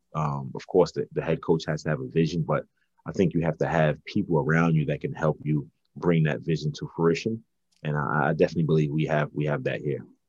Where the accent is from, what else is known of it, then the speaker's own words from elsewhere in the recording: New York City, New York, United States; moved away as an adult; also born or lived in Jamaica, Queens / Czech Republic / Poland / Belgium; Brooklyn, you know, raised me and, and, and, the, the way I was raised in Brooklyn